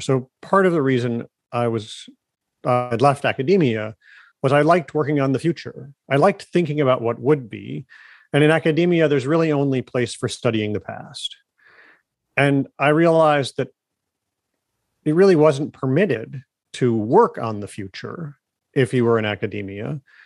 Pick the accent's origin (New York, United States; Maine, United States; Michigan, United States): Michigan, United States; Ann Arbor; moved away as an adult; also born or lived in Germany; I grew up around Detroit